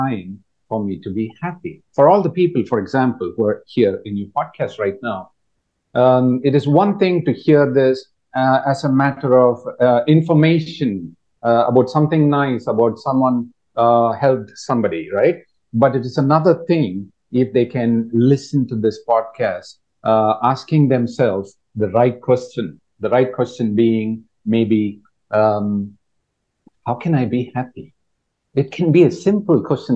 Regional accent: India; moved away as an adult; now in Thailand; I am from India

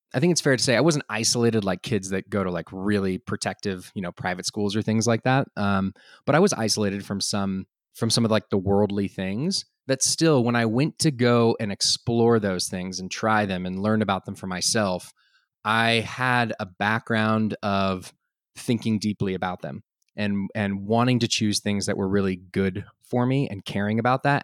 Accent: Austin, Texas, United States; also born or lived in France; now in Boulder, United States; I was originally from Austin

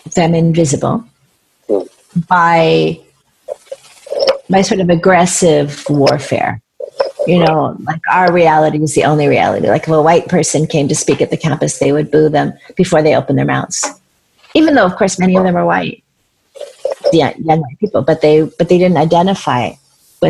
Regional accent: United States; I'm an American. I do believe in individual freedom in ways that are bred into me deeply as an American

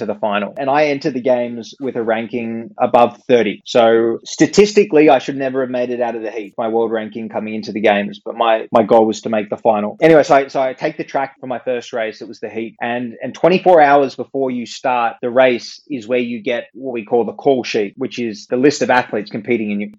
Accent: Australia; we're a very multicultural country

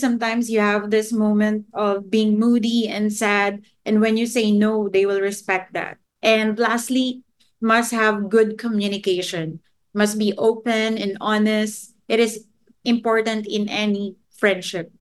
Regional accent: Philippines; my home country

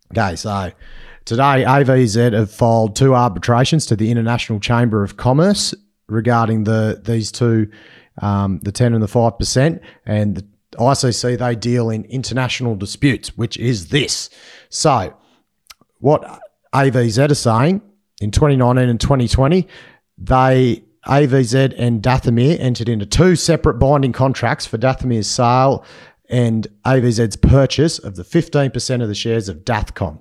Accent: Inverell, New South Wales, Australia; my hometown, sunny in Vyrrell

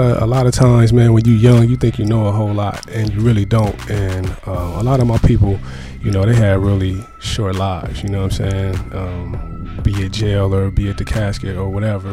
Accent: Compton, California, United States; also born or lived in Rialto, California; I come from Compton, man. Did a little time in Rialto, too.

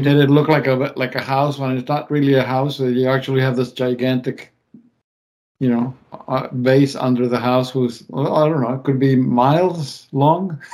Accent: Mendoza, Argentina; moved away; my hometown of Mendoza

